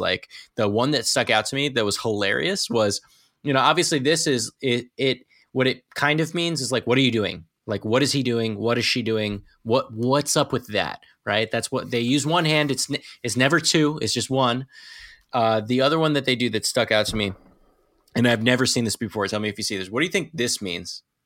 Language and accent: English; New Jersey, United States; now in New York, United States; I'm from New Jersey